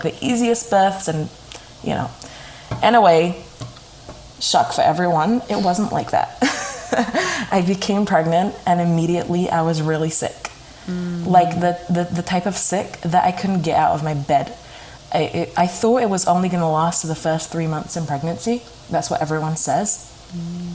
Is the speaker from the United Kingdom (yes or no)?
yes; United Kingdom; moved away as an adult; now in New York, United States; I'm from Britain, and I moved to America to New York exactly 3 months after my wedding